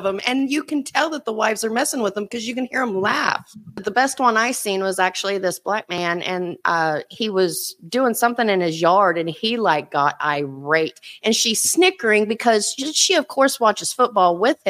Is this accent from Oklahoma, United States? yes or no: yes; Oklahoma, United States; moved away; I'm born and raised in Oklahoma. I get made fun of no matter where I live on how I talk.